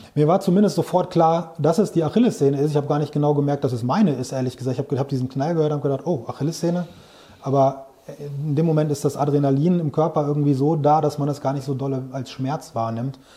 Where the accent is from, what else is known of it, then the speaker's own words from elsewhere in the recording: Großberkel, Lower Saxony, Germany; also born or lived in Bielefeld / Hamburg / Växjö / Brussels; Ich bin in Großberkel hier im Weserbergland groß geworden